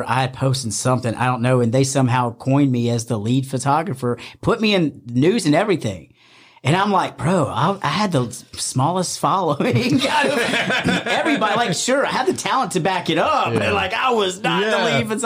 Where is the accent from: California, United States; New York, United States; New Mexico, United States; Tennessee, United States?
Tennessee, United States; Memphis; also born or lived in North Carolina; I'm actually from Memphis, but I was in North Carolina at the time.